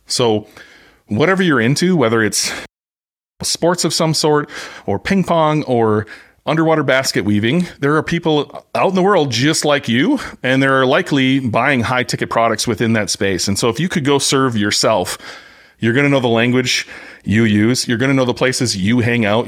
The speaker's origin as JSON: {"language": "English", "country": "United States", "said": "I'm American"}